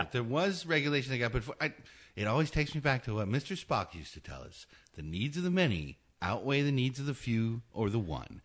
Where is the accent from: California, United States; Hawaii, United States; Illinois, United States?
Hawaii, United States; I was born in Hawaii